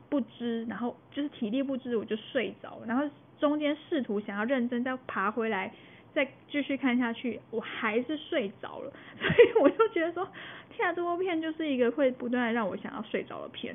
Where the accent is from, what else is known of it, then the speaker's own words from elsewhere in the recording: Taiwan; 我们台湾